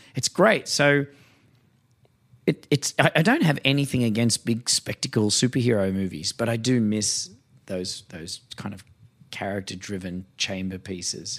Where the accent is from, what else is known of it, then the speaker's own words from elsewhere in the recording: Australia; as an Australian